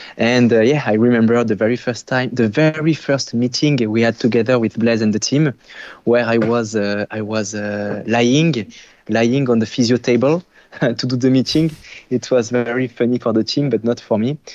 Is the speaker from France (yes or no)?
yes; France; moved away as an adult; now in Quebec, Canada; I'm French originally